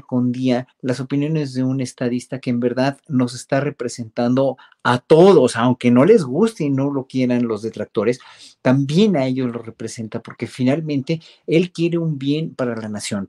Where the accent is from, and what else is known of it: Mexico